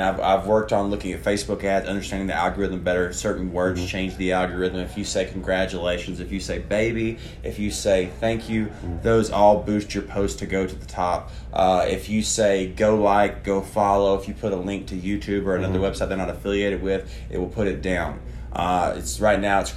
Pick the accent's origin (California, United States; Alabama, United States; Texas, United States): Alabama, United States; moved away as an adult; also born or lived in Nashville / Atlanta / New York / Los Angeles; now in Las Vegas, United States; born and raised in Alabama